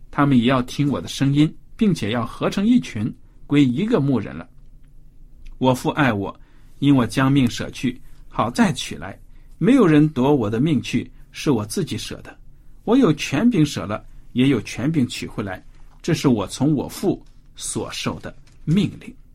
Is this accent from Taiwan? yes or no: no; China; 我们中国人